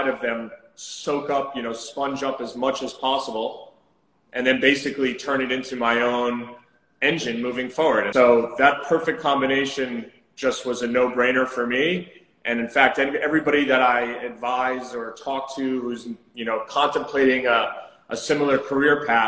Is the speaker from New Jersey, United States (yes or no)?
yes; New Jersey, United States; moved away as an adult; also born or lived in Southampton, Long Island; now in New York City, United States; I'm actually from New Jersey